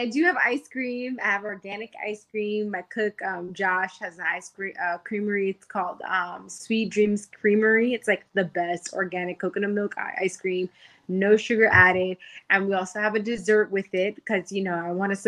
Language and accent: English; Miami, Florida, United States; also born or lived in New York; I grew up in Miami, Dade County, raised me.